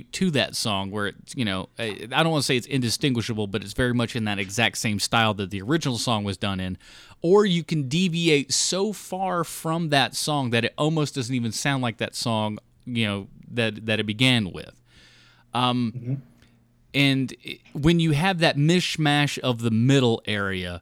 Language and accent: English; Morristown, Tennessee, United States; now in Charlotte, United States; the original Evil Dead was more or less mostly shot in my hometown of Morristown, Tennessee